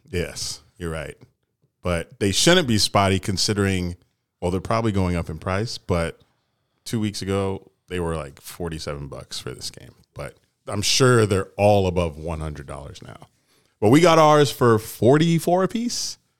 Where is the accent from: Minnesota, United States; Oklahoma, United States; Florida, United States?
Florida, United States; Daytona Beach; we're from Daytona Beach where the college is.